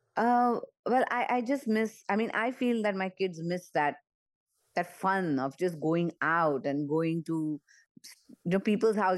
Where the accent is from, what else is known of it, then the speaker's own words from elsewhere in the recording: Mumbai, Maharashtra, India; moved away as an adult; also born or lived in United States; I grew up in Mumbai and in an area where Diwali was a very, very big celebration